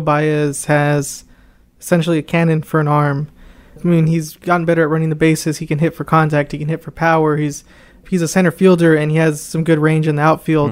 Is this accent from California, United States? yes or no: yes; Anaheim, California, United States; moved away; I am originally from Anaheim, California